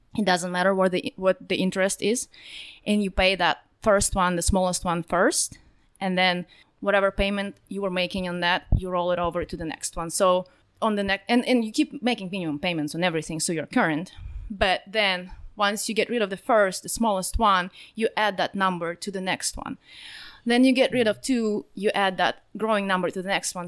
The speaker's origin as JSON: {"language": "English", "country": "Russia", "also_born_or_lived": "California", "moved": "as an adult", "lives_now": "Russiaville, United States", "said": "I'm actually from Russia. I moved to the United States in twenty ten, so not too long ago. Lived most of my life in Russia."}